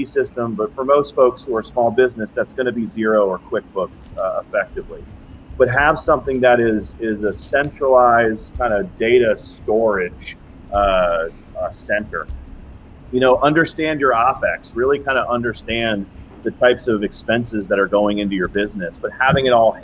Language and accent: English; the South, United States; I say y'all because I'm from the South